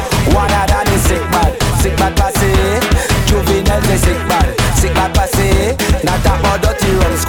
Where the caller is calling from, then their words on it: New York, United States; I'm calling from New York, man.